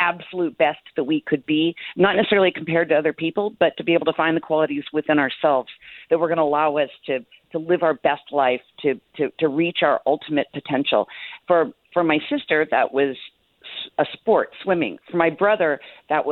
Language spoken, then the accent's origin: English; Jacksonville, Florida, United States; I was born in Jacksonville, Florida, where my parents are celebrating their 62nd wedding anniversary